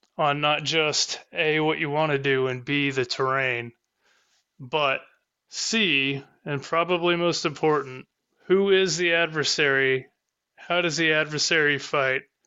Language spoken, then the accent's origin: English; Southern Indiana, United States; accent: Southern Indiana English; I'm from Southern Indiana, and I speak Southern Indiana English